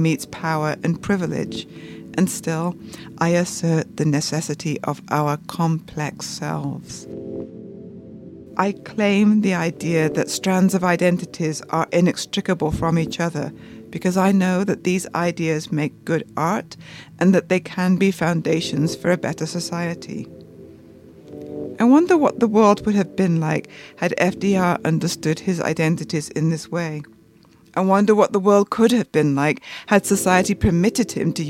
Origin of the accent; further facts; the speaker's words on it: United Kingdom; also born or lived in San Francisco; now in New York, United States; I'm from the United Kingdom, and I live in New York and San Francisco.